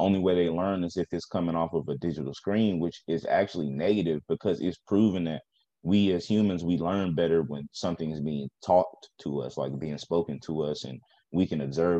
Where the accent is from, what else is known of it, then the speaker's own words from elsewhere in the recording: the South, United States; But I grew up like in the South, so you know, education was a little